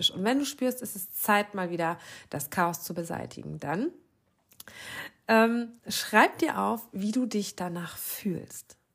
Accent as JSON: {"language": "German", "region": "Lower Saxony", "country": "Germany", "tie": "born or raised there", "said": "ich glaube, das sagt man bei uns im Norden, in meiner Heimat in Ostfriesland, Ratzefummel."}